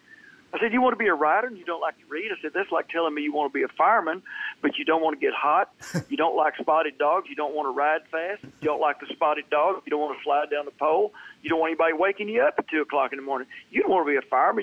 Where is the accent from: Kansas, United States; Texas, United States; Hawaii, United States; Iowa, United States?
Texas, United States; now in Nashville, United States; I'm a Texan